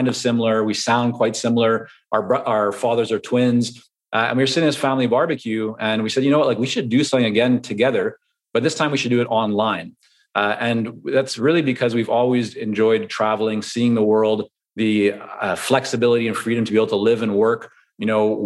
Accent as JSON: {"language": "English", "town": "Vancouver", "region": "British Columbia", "country": "Canada", "tie": "born or raised there", "also_born_or_lived": "Toronto, Canada / Israel", "second_language": "English", "said": "growing up in Vancouver, you have a lot of influence from Asia"}